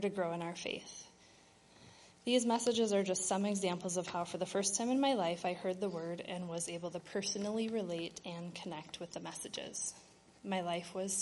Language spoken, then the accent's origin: English; Wisconsin, United States; moved away as an adult; also born or lived in Minnesota; I grew up in Wisconsin in a Lutheran family